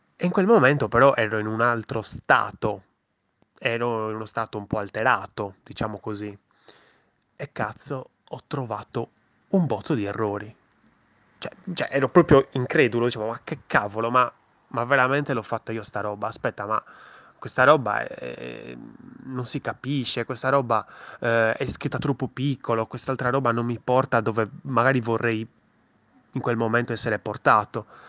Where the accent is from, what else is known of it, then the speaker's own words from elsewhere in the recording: Sardinia, Italy; sono anche sardo